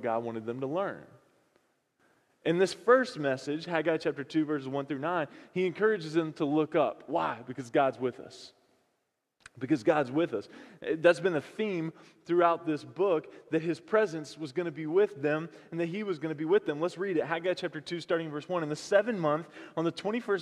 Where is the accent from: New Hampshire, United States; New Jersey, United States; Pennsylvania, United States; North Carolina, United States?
North Carolina, United States; moved away; I'm from North Carolina